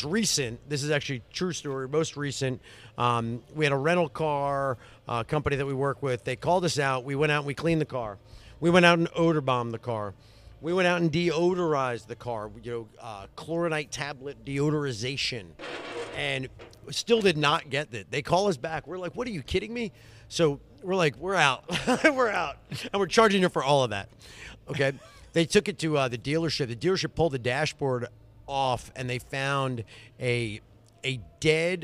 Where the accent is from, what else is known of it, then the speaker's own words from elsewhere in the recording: North Carolina, United States; I'm from North Carolina